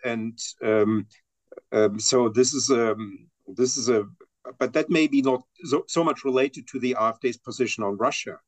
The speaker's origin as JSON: {"language": "English", "region": "East Germany", "country": "Germany", "said": "I'm myself from East Germany"}